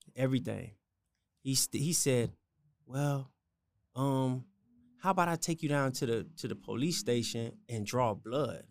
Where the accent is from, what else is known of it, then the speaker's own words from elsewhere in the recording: Miami, Florida, United States; born and raised in Miami